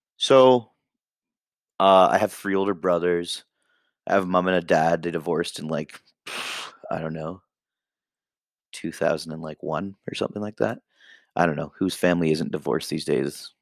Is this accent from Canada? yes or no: yes; Great Village, Nova Scotia, Canada; also born or lived in Hamilton, Ontario / Truro, Nova Scotia / Ontario; now in Ottawa, Canada; My hometown was mostly white kids. It was a little fucking town called Great Village